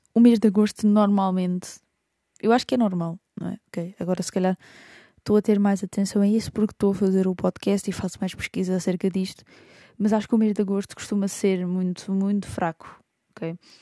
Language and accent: Portuguese; Lisbon, Portugal; also born or lived in Idanha-a-Nova, Castelo Branco (family origins); sou alfacinha, mas tenho origens por ali